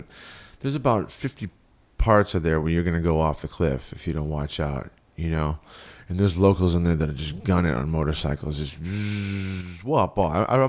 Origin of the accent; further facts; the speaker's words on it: Los Angeles, California, United States; also born or lived in Houston, Texas; I was born in Houston, Texas, and the moment I got this air and this smell of Venice, I was 7 years old. I came out here.